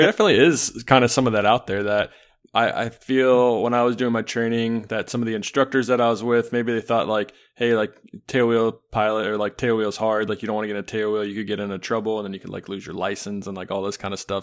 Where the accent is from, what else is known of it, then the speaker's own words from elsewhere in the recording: Charlotte, North Carolina, United States; now in Illinois, United States; I grew up in Charlotte